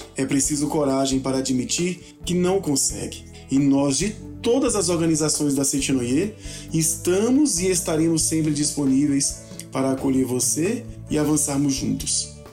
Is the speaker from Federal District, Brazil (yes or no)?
yes; Brasília, Federal District, Brazil; falo de Brasília, onde nasci